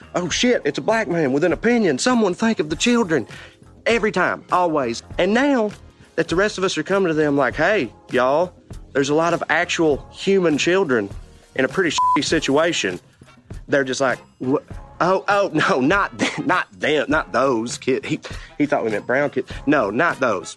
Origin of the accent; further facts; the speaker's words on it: Tennessee, United States; accent: Southern; moved away as an adult; now in Los Angeles, United States; I did grow up poor in extremely rural Tennessee